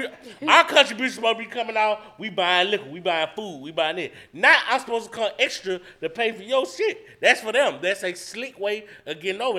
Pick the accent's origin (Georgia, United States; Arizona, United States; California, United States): Georgia, United States; Atlanta; I'm from Atlanta. Yeah, I'm from Atlanta. I'm from the heart of this shit.